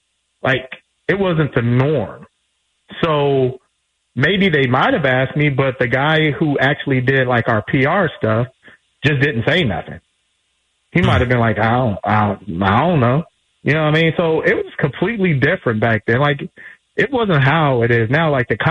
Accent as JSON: {"language": "English", "town": "Los Angeles", "region": "California", "country": "United States", "said": "Because I'm from South Central Los Angeles."}